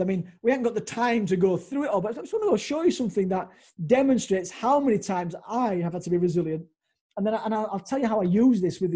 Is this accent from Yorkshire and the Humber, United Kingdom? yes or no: yes; Leeds, Yorkshire and the Humber, United Kingdom; came back to my hometown of Leeds